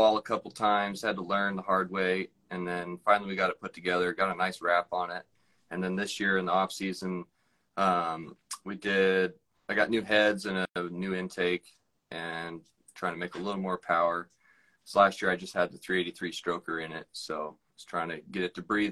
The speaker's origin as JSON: {"language": "English", "town": "Monroe", "region": "Washington", "country": "United States", "said": "I'm from Monroe, Washington"}